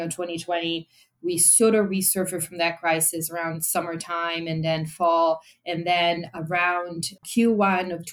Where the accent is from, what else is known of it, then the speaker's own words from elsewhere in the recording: Italy; moved away; I'm European. Yeah. I come from Italy